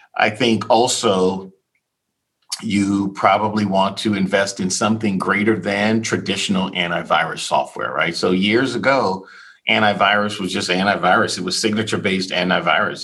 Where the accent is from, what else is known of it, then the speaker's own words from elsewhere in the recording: Key West, Florida, United States; moved away; I'm born and raised in Key West, Florida